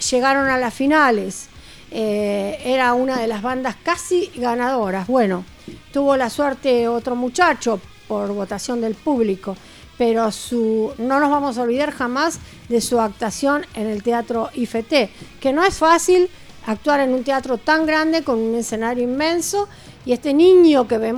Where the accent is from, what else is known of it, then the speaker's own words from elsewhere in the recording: Merlo, Buenos Aires Province, Argentina; venimos de Merlo.